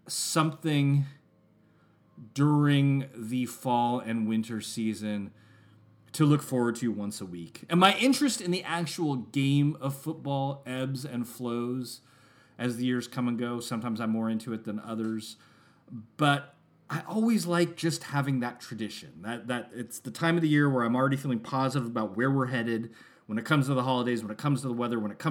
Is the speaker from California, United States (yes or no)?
yes; San Francisco, California, United States; I was born in San Francisco